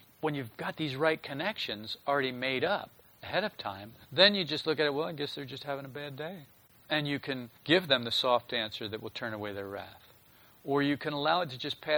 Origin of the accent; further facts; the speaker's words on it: a northern state on the East Coast, Northeast, United States; when I was a child, I was raised on the East Coast, and it was in a northern state, so we had the four seasons.